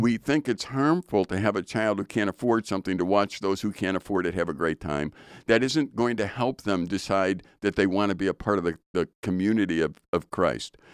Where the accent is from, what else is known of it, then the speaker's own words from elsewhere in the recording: Chicago, Illinois, United States; I'm from Chicago, so we called it pop